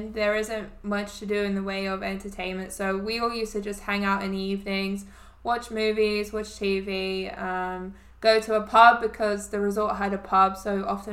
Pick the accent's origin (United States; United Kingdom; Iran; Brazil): United Kingdom; England; moved away as an adult; now in Canada; I'm from England